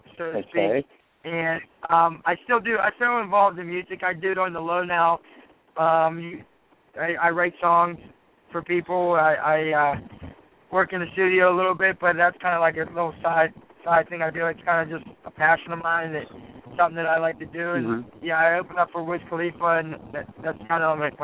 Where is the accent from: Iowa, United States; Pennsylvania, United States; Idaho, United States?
Pennsylvania, United States; New Kensington; also born or lived in Lower Burrell, Pennsylvania; I grew up in New Kensington